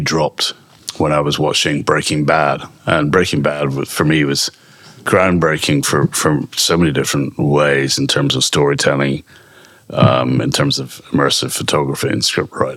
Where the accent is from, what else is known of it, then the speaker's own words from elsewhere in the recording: Scotland, United Kingdom; I'm Scottish